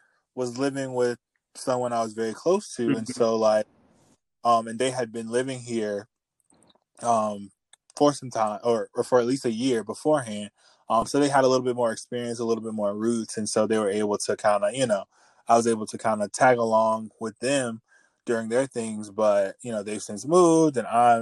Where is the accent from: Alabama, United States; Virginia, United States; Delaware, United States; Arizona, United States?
Virginia, United States; I'm from Virginia